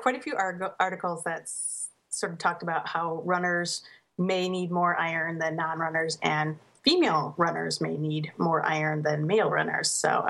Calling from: West Allis, Wisconsin, United States; I'm calling from West Allis, Wisconsin. I'm a mother of a 7-year-old son and a 5-year-old daughter.

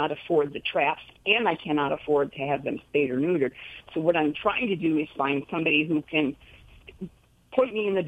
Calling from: Spring Lake, North Carolina, United States; I'm calling from Spring Lake, North Carolina.

